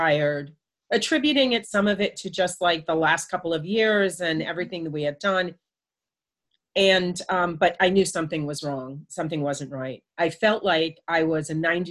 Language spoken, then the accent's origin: English; United States; also born or lived in Florida; now in South Carolina, United States; I'm from New York and New Jersey